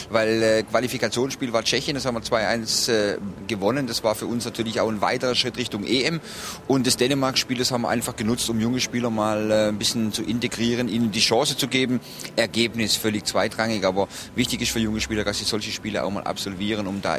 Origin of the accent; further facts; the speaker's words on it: Baden-Württemberg, Germany; born there; ich bin hier geboren in der Nähe und hier natürlich auch ein Stück weit verwurzelt, weil ich habe hier lange gespielt in meiner Fußballerkarriere, war dann zwar einige Jahre auch weg, aber hier die Beziehung zu Freiburg ist schon was ganz Besonderes für mich.